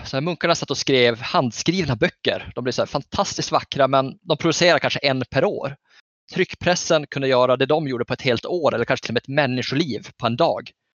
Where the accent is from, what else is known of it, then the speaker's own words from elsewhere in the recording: Norrbotten County, Sweden; jag är ju norrbottning